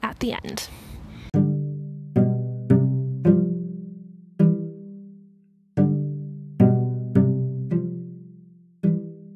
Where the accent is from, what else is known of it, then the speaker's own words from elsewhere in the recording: Utah, United States; someone who's lived in Utah for all her life